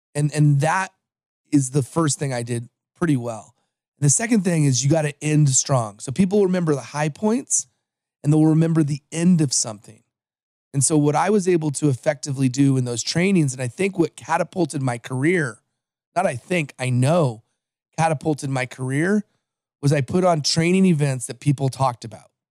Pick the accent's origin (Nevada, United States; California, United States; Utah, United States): California, United States; Los Angeles; also born or lived in American Samoa; I am from Los Angeles, but I was born in the island of American Samoa